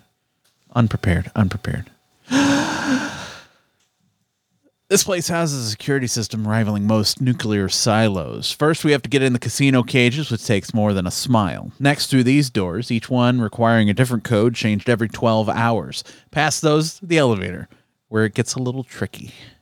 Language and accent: English; United States; We're just stupid fat Americans